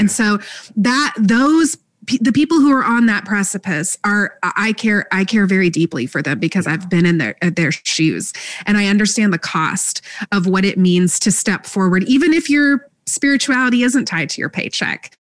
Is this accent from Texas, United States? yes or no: yes; Texas, United States; now in Alabama, United States; I grew up in Texas